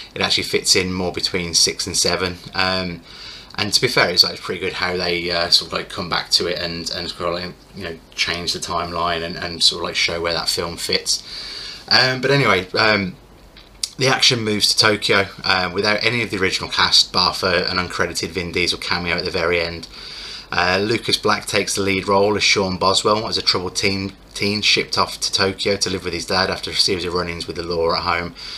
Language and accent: English; United Kingdom; as a Brit